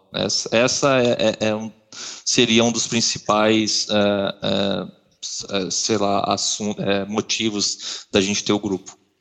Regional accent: Marília, São Paulo, Brazil; moved away as an adult; also born or lived in Atlanta / Montreal / Boston; now in Ottawa, Canada; eu sou nascido e criado no interior de São Paulo, na cidade de Marília

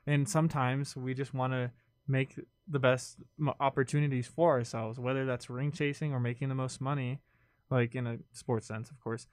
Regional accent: California, United States; I grew up in California

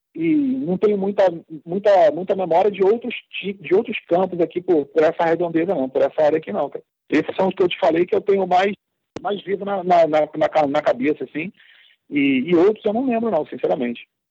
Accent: Rio de Janeiro, Brazil; a minha infância foi aqui mesmo, em Quintino

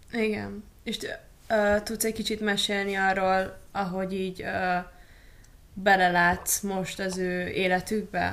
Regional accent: Budapest, Hungary; Itt Budapesten

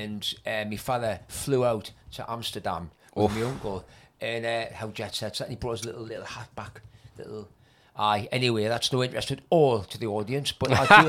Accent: North East England, United Kingdom; I'm a big fan of being a Geordie from the Northeast.

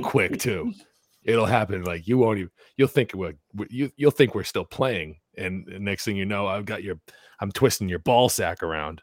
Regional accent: New England, United States; growing up in New England

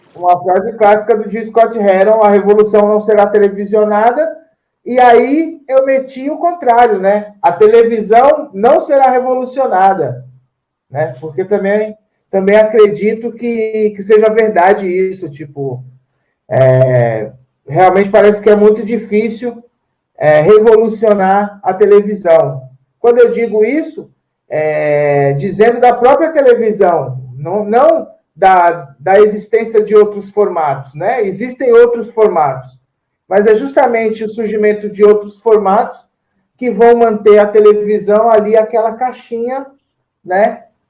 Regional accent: São Paulo, Brazil; Porque ah o bairro que eu, que eu sou mesmo é chama Jardim Antártica

